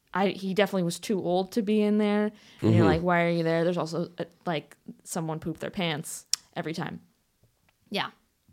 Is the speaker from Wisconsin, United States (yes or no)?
yes; Wisconsin, United States